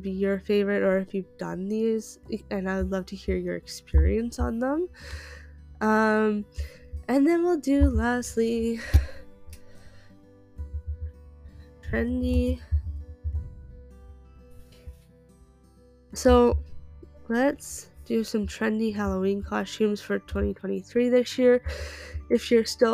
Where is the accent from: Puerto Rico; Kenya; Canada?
Canada; I am Canadian